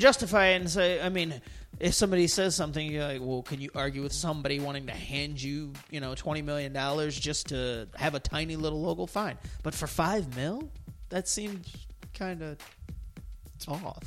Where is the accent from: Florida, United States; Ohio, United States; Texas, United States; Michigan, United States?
Ohio, United States; Toledo; my hometown, Toledo Rockets